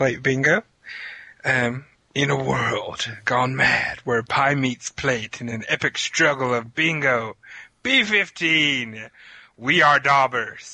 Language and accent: English; Tennessee, United States; also born or lived in Kentucky / Virginia; I was born in Kentucky, but I've lived in Tennessee and Virginia pretty much all of my life